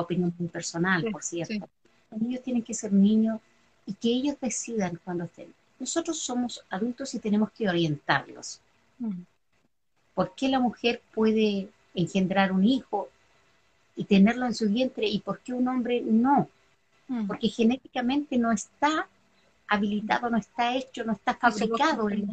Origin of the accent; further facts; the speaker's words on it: Chile; nacida y criada en Chile